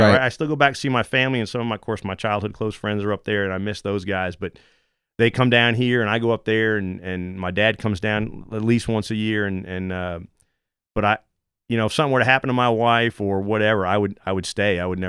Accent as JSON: {"language": "English", "region": "New York", "country": "United States", "tie": "born or raised there", "said": "Long Island, where I grew up in New England. But I've been converted down here to a Saints fan."}